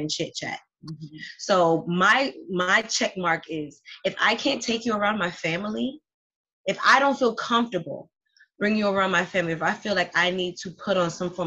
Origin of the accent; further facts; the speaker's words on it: Miami, Florida, United States; I'm from Miami. I speak Spanish too.